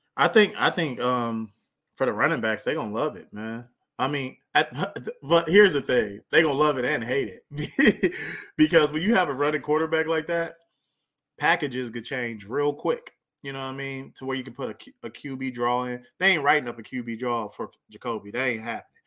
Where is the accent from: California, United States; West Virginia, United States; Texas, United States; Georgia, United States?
California, United States; near Lancaster, Palmdale; right by my hometown